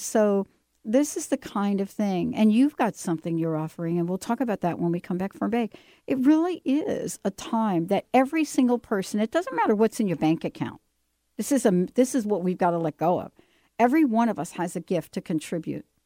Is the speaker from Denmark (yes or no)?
no; East Coast, United States; moved away; I'm from the East Coast